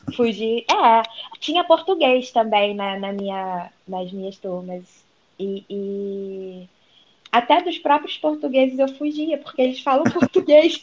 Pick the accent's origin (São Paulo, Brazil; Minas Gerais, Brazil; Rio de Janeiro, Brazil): Rio de Janeiro, Brazil; accent: carioquês; o meu carioquês é diferente do jeito que você fala